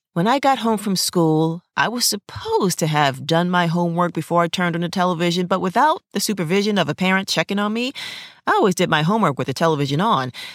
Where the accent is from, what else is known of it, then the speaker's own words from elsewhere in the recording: New York City, New York, United States; moved away as an adult; now in Los Angeles, United States; being a New Yorker, a native New Yorker, characters were an everyday part of my life